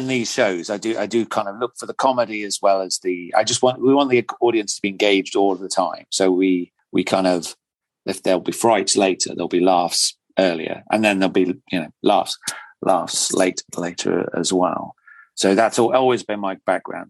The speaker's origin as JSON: {"language": "English", "town": "Nottingham", "region": "East Midlands", "country": "United Kingdom", "said": "I come from Nottingham"}